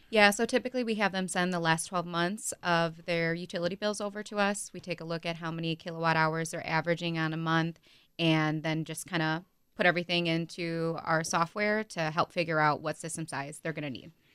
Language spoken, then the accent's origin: English; Neosho, Wisconsin, United States; also born or lived in Hartford, Wisconsin; I grew up in, like, Neosho area